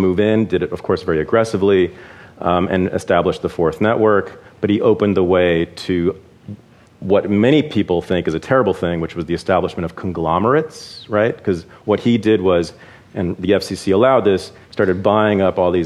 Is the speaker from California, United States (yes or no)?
yes; Berkeley, California, United States; I was raised by socialists in Berkeley.